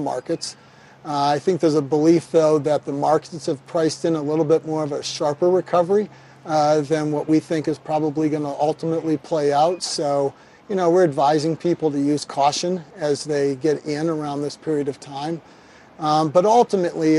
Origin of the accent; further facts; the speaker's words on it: Kansas City, Missouri, United States; I'm from Kansas City